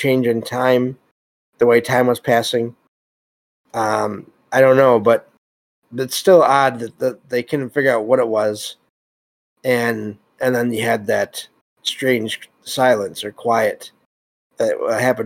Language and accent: English; Michigan, United States; I live in Michigan. And I'm from Michigan